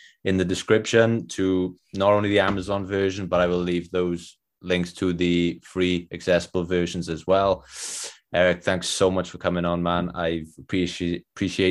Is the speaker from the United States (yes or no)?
no; Wales, United Kingdom; accent: Welsh; my Welsh accent